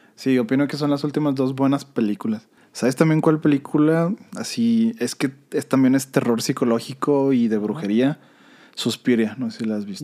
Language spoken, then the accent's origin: Spanish; Mexico; como mexicano